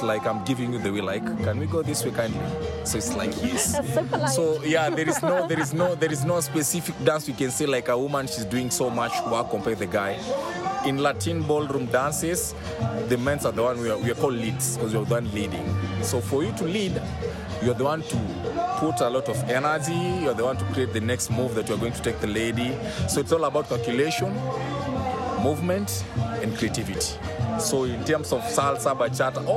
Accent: Nakuru, Nakuru County, Kenya; I'm born and raised in Nakuru

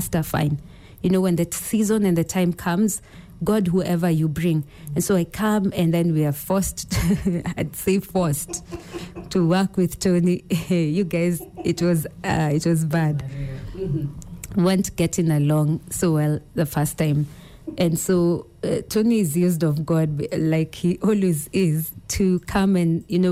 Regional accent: Kenya; I'm from Ukambani.

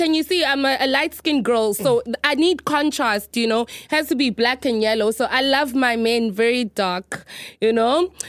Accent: South Africa; moved away; I'm South African

